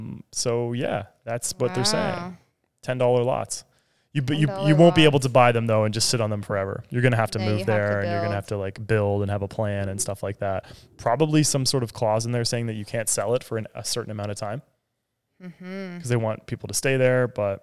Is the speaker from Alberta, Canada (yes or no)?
no; Ontario, Canada; We are from Ontario.